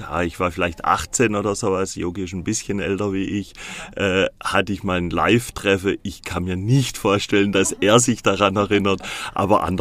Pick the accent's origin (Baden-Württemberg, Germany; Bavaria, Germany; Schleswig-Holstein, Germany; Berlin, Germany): Baden-Württemberg, Germany; Ja, so Randschwarzwälder. Ich komme gebürtig aus dem Wiesental das zählt man ja noch zum Schwarzwald dazu.